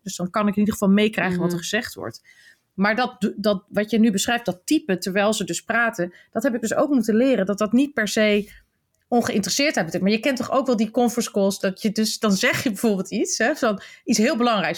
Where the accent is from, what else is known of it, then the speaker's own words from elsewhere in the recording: Netherlands; als Nederlanders